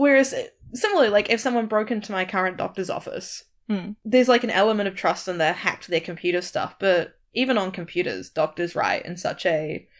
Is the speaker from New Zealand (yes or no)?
yes; Tauranga, Bay of Plenty, New Zealand; moved away; I think, all my health records from growing up in New Zealand, like, physically.